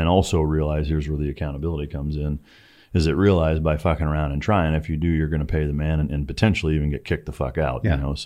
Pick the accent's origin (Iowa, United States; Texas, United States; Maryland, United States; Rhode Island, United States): Iowa, United States; moved away; I'm from Iowa